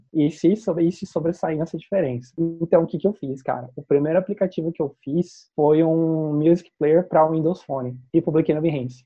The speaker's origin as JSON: {"language": "Portuguese", "town": "Campinas", "region": "São Paulo", "country": "Brazil", "said": "Eu sou aqui de Campinas"}